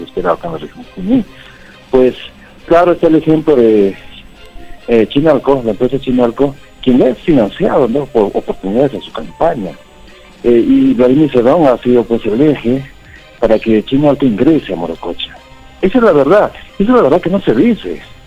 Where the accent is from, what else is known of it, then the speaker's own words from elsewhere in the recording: Huancayo, Junín, Peru; soy de Huancayo